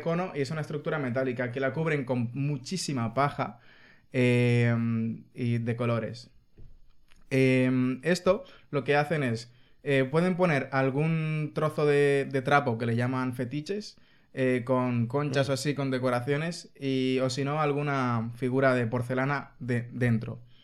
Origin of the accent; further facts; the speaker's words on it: Dominican Republic; now in Spain; La gente de República Dominicana somos dominicanos, no republicanos